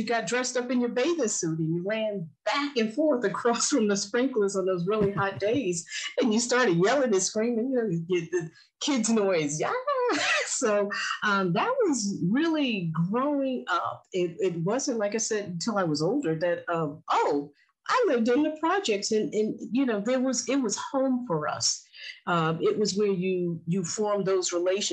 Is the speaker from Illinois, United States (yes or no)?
no; New York City, New York, United States; now in Baltimore, United States; I grew up in Fort Greene houses